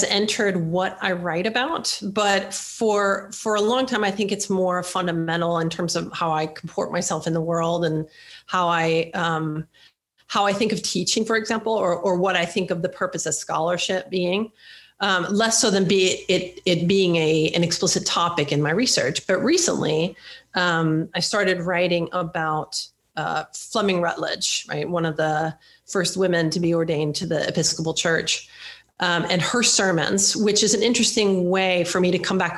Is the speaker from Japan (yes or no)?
no; Sweden; now in United States; I grew up in Sweden. I'm a Swedish citizen. I have lived in the United States now for more than half of my life.